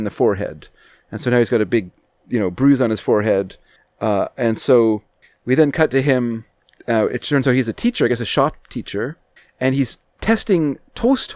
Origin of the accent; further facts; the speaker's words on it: Canada; As a Canadian, I consider myself a quarter Irish